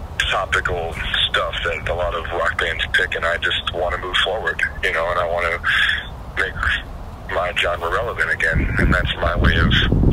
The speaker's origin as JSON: {"language": "English", "area": "Orange County", "region": "California", "country": "United States", "tie": "born or raised there", "said": "I'm from Orange County, California"}